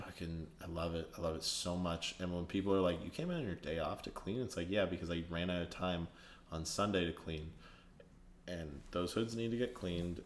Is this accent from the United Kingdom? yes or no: no; Canada; born or raised there; now in Toronto, Canada